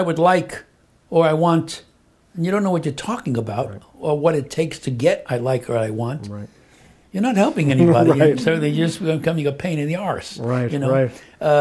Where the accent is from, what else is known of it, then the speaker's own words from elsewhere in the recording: New York City, New York, United States; I was born in Brooklyn.